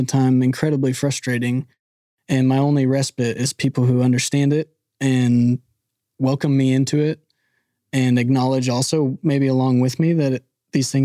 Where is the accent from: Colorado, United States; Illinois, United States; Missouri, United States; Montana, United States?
Missouri, United States; Springfield; moved away as an adult; also born or lived in India; some of my friends I grew up with in Springfield, Missouri. Mm-hmm. In my hometown